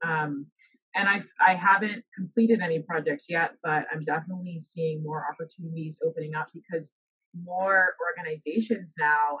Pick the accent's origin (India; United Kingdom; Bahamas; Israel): Bahamas; moved away as an adult; also born or lived in Alabama; now in United States; originally I'm from the Bahamas, so that's where I was was raised and lived um, all of my life before coming to the U.S.